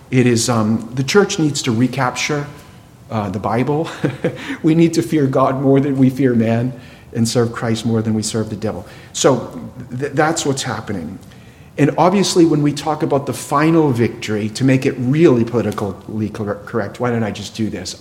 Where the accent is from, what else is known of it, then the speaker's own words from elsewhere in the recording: New England, United States; I grew up in New England.